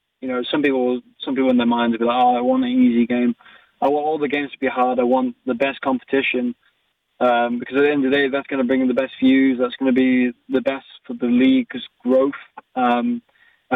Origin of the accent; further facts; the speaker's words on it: Skipton, Yorkshire and the Humber, United Kingdom; moved away as an adult; now in Canada; I'm from a town called Skipton, which is close to Leeds